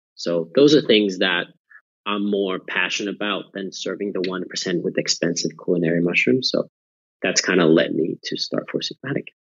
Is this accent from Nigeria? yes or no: no; near Nokia, Pirkanmaa, Finland; moved away; I was born and raised in Finland near the town of Nokia, famous for the mobile phones.